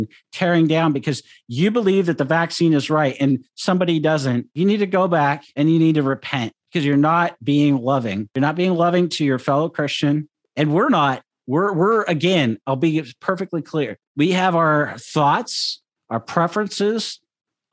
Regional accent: Seattle, Washington, United States; growing up in Seattle for the majority of my life

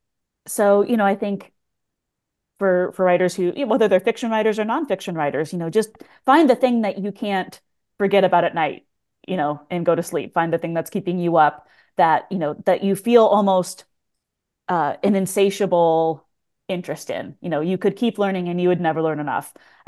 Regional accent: Pacific Northwest, United States; I grew up in the Pacific Northwest, and I was not a person who traveled a lot really until like after college.

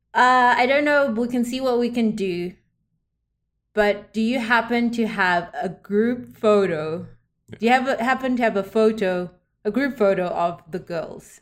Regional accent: South Africa; moved away; I grew up in South Africa

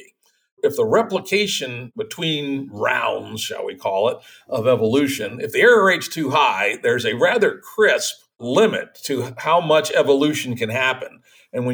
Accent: United States; Chesapeake Bay, or near where I grew up

